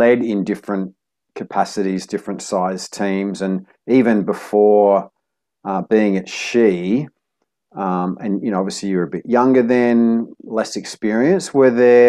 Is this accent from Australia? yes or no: yes; Australia; now in Cambodia; I'm from Australia.